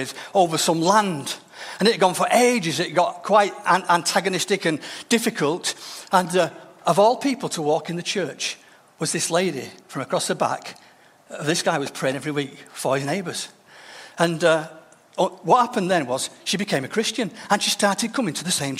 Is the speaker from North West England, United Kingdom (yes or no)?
yes; Denton, North West England, United Kingdom; the church I grew up in Denton